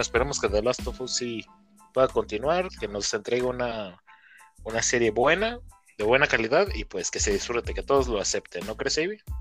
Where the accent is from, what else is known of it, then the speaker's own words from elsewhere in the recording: Mexico; somos mexicanos